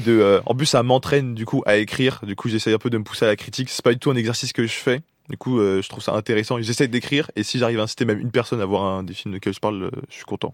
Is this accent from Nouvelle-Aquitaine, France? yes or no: no; Paris, Île-de-France, France; je suis parisien